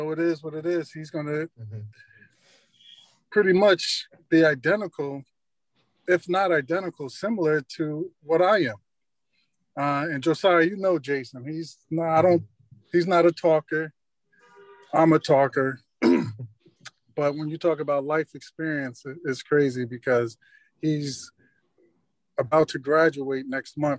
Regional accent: Long Branch, New Jersey, United States; I grew up in Long Branch

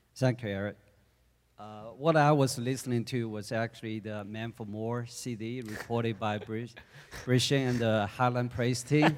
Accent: China; moved away; I was born in China in nineteen seventy-four

